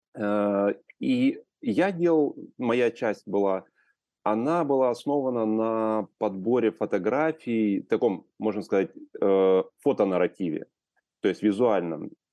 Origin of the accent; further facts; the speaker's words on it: Ukraine; moved away as an adult; also born or lived in Kyiv; я вырос в Украине и прожил до 2012 года в Украине